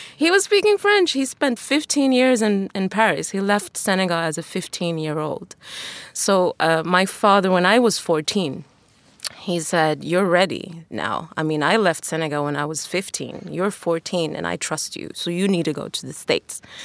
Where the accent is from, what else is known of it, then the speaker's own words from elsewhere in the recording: Tanzania; moved away; also born or lived in China / Sweden; growing up in Tanzania back then